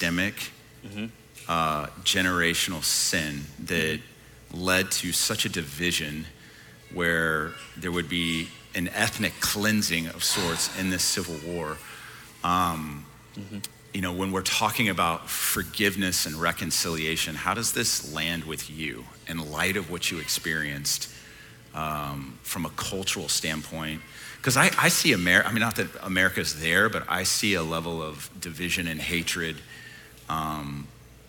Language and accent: English; Dallas, Texas, United States; I grew up in Dallas, Texas